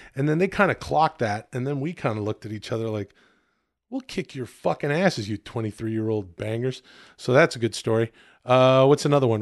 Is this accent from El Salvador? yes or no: no; Ladner, British Columbia, Canada; moved away; grew up in a town outside of Vancouver called Ladner, farming and fishing village Ladner